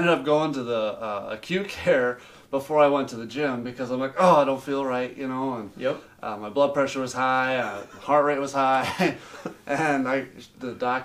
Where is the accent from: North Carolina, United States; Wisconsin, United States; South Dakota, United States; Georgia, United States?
South Dakota, United States; Sioux Falls; I'm from Sioux Falls originally.